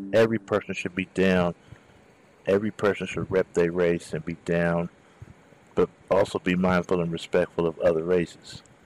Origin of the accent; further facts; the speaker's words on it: Southern California, United States; I'm from Southern California